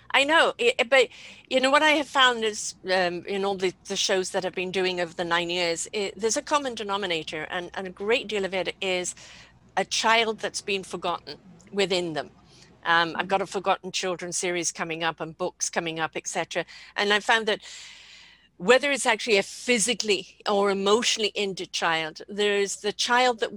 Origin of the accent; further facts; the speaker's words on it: United Kingdom; I'm British